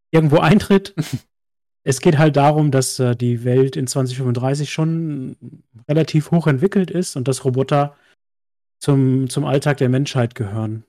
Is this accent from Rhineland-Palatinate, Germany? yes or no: yes; Westerwald, Rhineland-Palatinate, Germany; moved away; ich komme ja ursprünglich aus dem Westerwald, ganz, ganz tief irgendwo aus dem letzten Loch